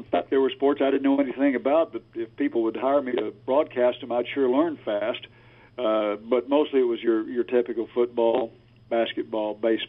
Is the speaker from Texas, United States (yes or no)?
yes; Waco, Texas, United States; also born or lived in San Antonio, Texas / Austin, Texas; Actually grew up right here in the great state of Texas, born and raised, I was born in San Antonio, raised in Waco, and spent 20 years in Austin, and then came back to Waco and have been here for another 15 years.